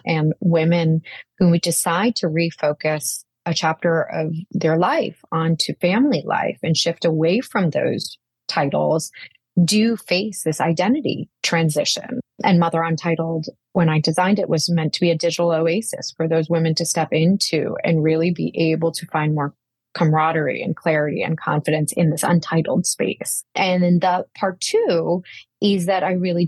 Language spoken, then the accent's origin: English; a very small town outside of Boston, Massachusetts, United States; also born or lived in India / Manhattan, New York; now in New York, United States; I was born in India and moved to America when I was three. My high school life was really shaped by trying to fit in a very small town outside of Boston